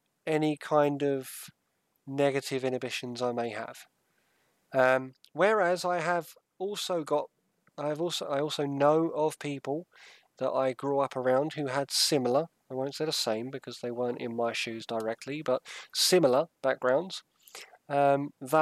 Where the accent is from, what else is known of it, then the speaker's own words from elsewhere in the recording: Southend-on-Sea, East of England, United Kingdom; now in Sussex, United Kingdom; I was brought up in Southend